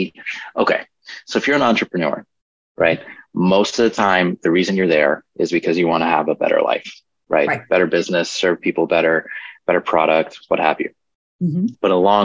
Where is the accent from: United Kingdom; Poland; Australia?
Poland; moved away; originally we're from Poland